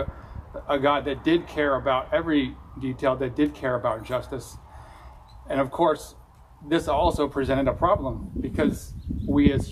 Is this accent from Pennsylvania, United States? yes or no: no; California, United States; accent: California; my California accent